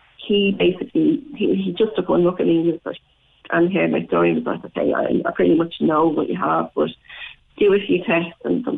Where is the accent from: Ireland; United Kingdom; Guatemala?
Ireland; Dublin, Leinster; moved away as an adult; now in Cork, Ireland; I'm from Dublin. I lived in Dublin at the time, and now in Cork